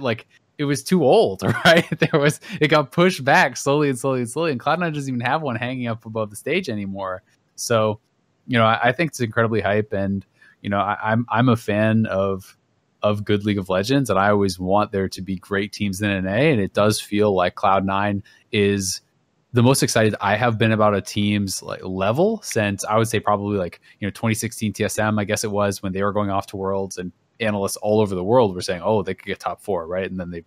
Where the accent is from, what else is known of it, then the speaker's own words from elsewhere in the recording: Kingston, Ontario, Canada; I'm from Kingston.